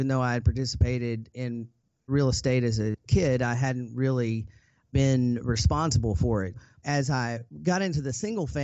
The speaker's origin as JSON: {"language": "English", "region": "Arkansas", "country": "United States", "tie": "born or raised there", "said": "I grew up in Arkansas to a single mom."}